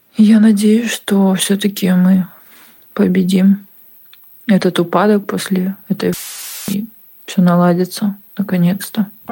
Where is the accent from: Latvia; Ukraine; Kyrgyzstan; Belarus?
Ukraine; Odesa, Odesa Oblast; also born or lived in Russia; Родилась в Украине, в Винницкой области. Выросла в России. Мои родители переехали туда, когда нас еще не было с братом. И я жила там до второго-третьего класса. Потом мы переехали в Одессу. Сейчас я живу в Одессе, Украина